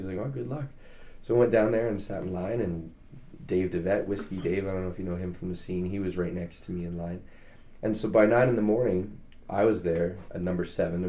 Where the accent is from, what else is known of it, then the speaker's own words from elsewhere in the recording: Calgary, Alberta, Canada; moved away; I was born in Calgary, moved back to Calgary